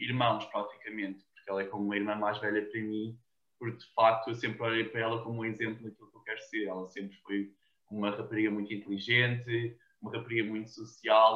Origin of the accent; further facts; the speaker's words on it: Cascais, Lisbon, Portugal; first language Portuguese; also born or lived in United States; eu sou de Portugal